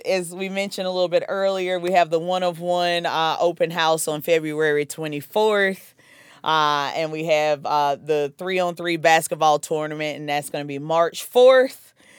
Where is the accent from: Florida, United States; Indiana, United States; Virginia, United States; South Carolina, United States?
South Carolina, United States; accent: Southern; now in Fort Lee, United States